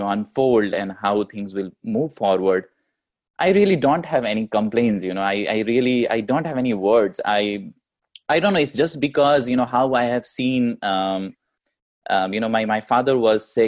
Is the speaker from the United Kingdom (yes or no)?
no; India; moved away as an adult; now in United States; We come from India, we are immigrants here